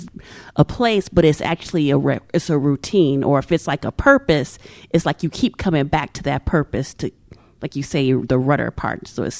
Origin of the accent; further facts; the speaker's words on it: St. Louis, Missouri, United States; when I was growing up in St. Louis, like I lived with my grandmother and my great aunts